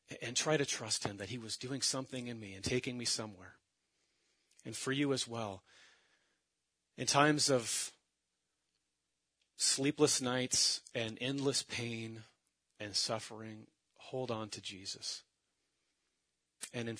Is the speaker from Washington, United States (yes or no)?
yes; Mill Creek, Washington, United States; my family, we come from the Seattle area, just north of Seattle, Mill Creek